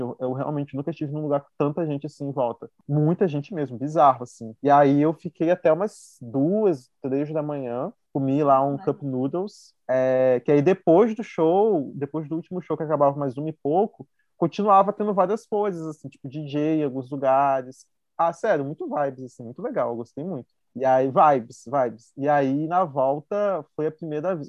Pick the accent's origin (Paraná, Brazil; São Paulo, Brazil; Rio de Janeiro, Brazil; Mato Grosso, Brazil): Rio de Janeiro, Brazil; interior of Rio de Janeiro state, Brazil; moved away as an adult; also born or lived in Belo Horizonte; Eu não moro na capital, sou aqui do interior do Rio.